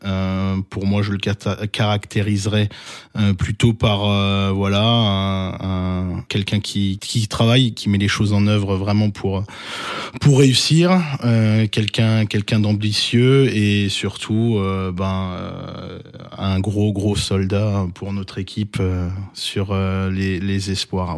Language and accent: French; Alsace, Grand Est, France; en tant qu'Alsacien